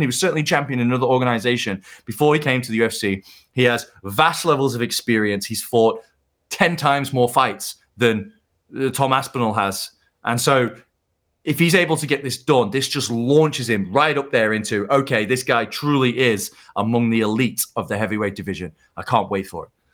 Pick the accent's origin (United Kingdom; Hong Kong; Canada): United Kingdom; being a British fight fan